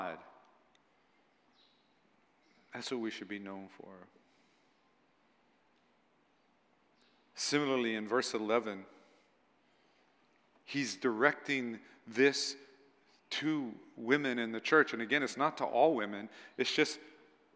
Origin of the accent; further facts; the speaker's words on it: United States; I'm an American